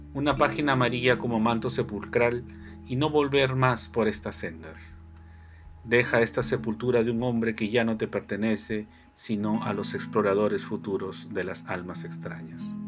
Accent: Lima, Peru; soy de Lima

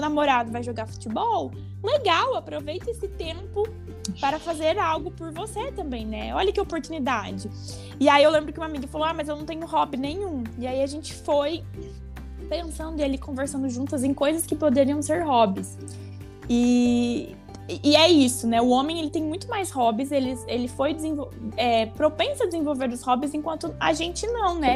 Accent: Paraná, Brazil; Eu sou do Paraná

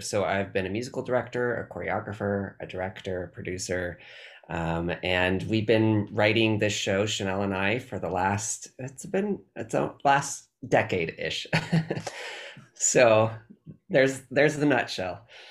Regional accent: California, United States; I'm very Californian

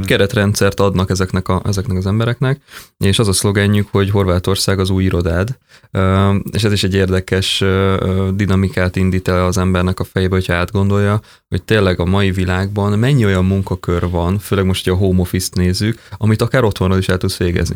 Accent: Hungary; also born or lived in Vancouver, Canada

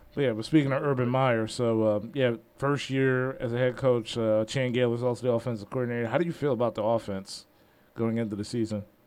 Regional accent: Philadelphia, Pennsylvania, United States; I'm from Philly, so like you know we're all jaded and angry all the time.

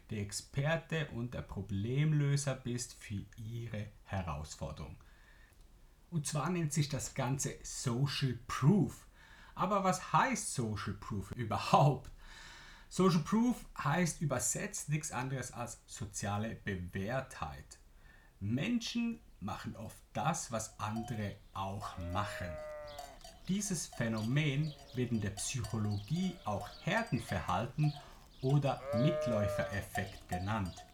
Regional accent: Switzerland; accent: Swiss German; first language Swiss German; German is a second language; denn ich spreche zum ersten Mal Deutsch und nicht meine Muttersprache Schweizerdeutsch und ich bin gespannt, wie es dir gefällt.

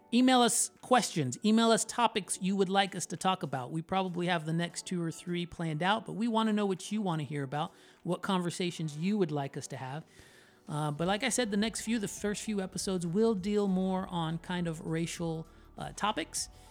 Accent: Orlando, Florida, United States; I was born in Orlando, Florida, to Puerto Rican parents

